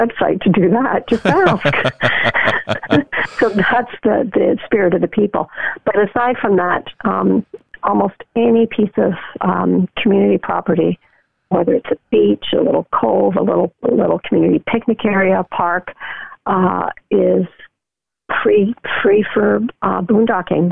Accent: Canada; Being Canadian

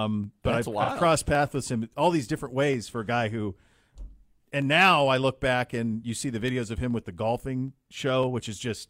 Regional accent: Brady, Montana, United States; I got a text from my brother, Dusty's Bar in near where I grew up in Brady, Montana. And this isn't a one stoplight town. This is a one stop sign town and a one bar town.

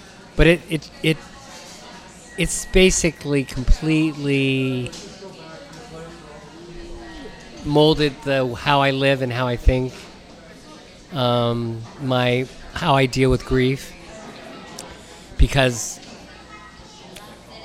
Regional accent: San Francisco, California, United States; growing up in North Beach

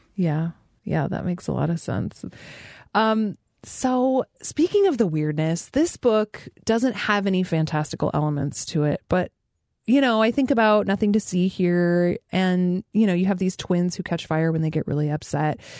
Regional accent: Fairbanks, Alaska, United States; I grew up in Fairbanks, Alaska, which is extremely weird

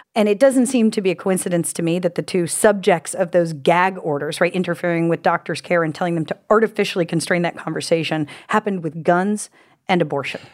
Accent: United States; as an American woman

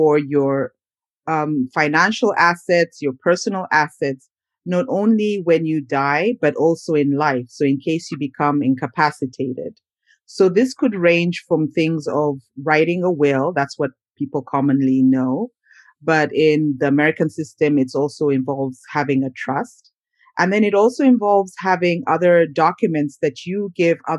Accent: Uganda; moved away as an adult; also born or lived in Minnesota, United States; now in United States; I'm originally from Uganda, which is a country in East Africa

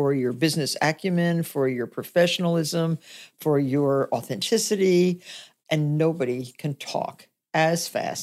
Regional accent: Nutley, New Jersey, United States; I grew up in Nutley, New Jersey

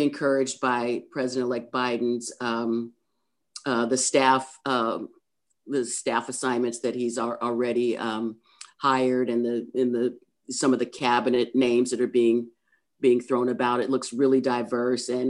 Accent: Oakland, California, United States; also born or lived in Berkeley; I was born in Kaiser Hospital, Oakland

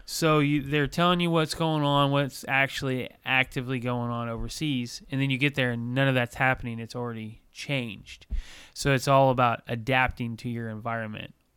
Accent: Bloomington, Indiana, United States; I grew up in Bloomington.

